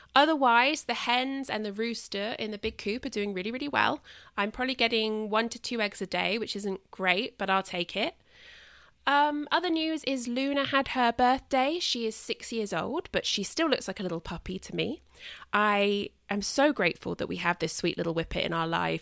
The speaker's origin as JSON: {"language": "English", "country": "United Kingdom", "said": "a British person"}